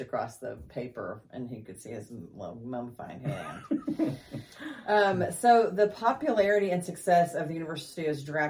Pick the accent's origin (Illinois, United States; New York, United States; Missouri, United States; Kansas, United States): Kansas, United States; I grew up in Kansas.